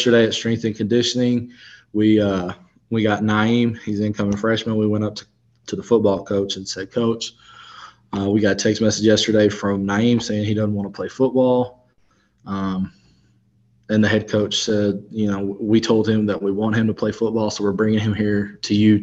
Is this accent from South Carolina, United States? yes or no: no; Arkansas, United States; moved away as an adult; also born or lived in Texas Panhandle; now in Texas, United States; I'm from Arkansas.